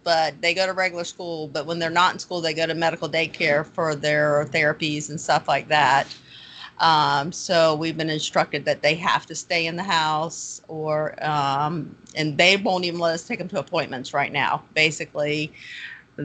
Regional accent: Newport News, Virginia, United States; moved away as an adult; now in Jacksonville, United States; I am from Newport News, Virginia, born and raised, moved to Jacksonville about 16 years ago.

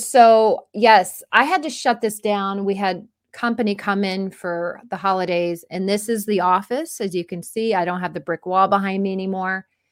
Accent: Florida, United States; I grew up in Florida

